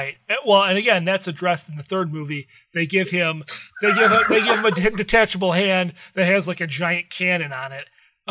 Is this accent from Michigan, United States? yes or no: yes; Detroit, Michigan, United States; we're from the Detroit area